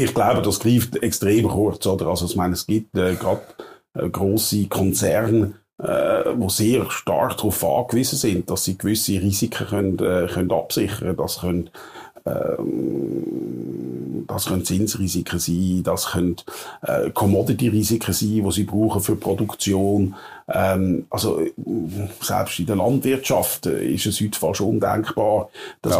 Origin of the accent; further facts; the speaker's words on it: Wettingen, Aargau, Switzerland; also born or lived in Provo, Utah; wo ich aufgewachsen bin irgendwo in Baden-Wettigen